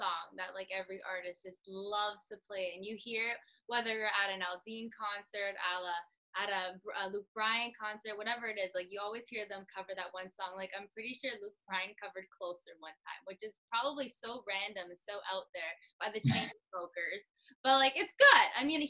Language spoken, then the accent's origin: English; Woodbridge, Ontario, Canada; I'm from Woodbridge, so for me to play that song in such a, it's really Italian, like where I live